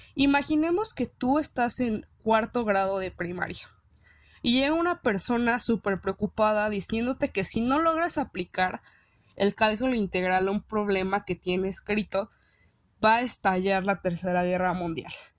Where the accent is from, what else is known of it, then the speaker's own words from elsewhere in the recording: Mexico; nos sentimos orgullosos de decir que somos mexicanos